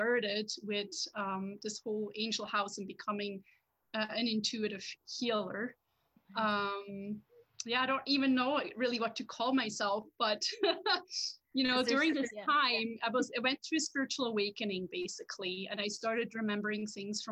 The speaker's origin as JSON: {"language": "English", "country": "Switzerland", "second_language": "English", "moved": "as an adult", "lives_now": "Hillsburgh, Canada", "said": "I'm originally from Switzerland"}